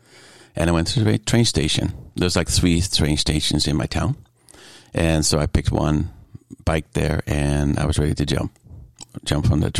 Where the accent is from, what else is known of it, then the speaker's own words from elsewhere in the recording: Netherlands; Yeah, actually, when it comes down to the culture, very much small communities, on your bike.